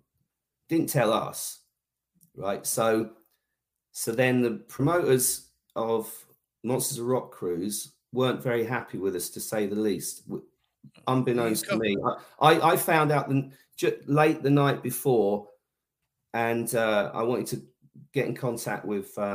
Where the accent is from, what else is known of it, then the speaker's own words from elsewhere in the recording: Bedford, East of England, United Kingdom; my hometown, which was like my sort of my birthday gig in Bedford